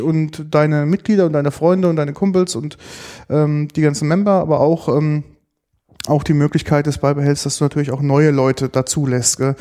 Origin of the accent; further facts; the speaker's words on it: Germany; bei uns in Deutschland